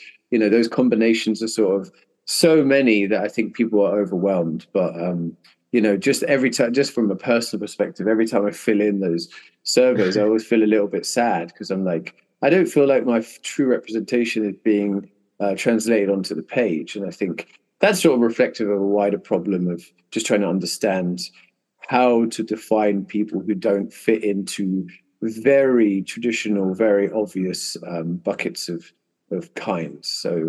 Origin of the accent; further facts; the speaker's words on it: Philippines; But for some reason, Asian feels very strange to me to be ticking that box because I'm from the Philippines.